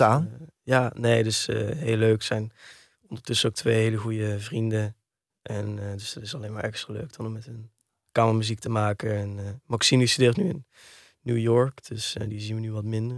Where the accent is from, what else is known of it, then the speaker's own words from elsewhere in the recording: Heerlen, Limburg, Netherlands; also born or lived in Kerkrade / Amsterdam / Weesp; Ik ben geboren in Heerlen